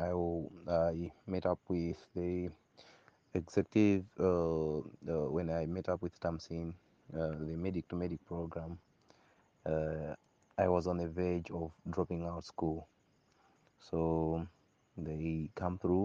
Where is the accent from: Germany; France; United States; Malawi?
Malawi; also born or lived in Lilongwe, Malawi; I am from Lolo area, and that's where I am currently doing having my holiday